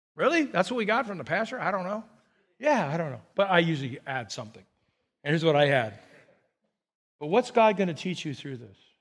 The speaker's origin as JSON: {"language": "English", "town": "Burbank", "region": "California", "country": "United States", "tie": "born or raised there", "said": "I grew up in Burbank"}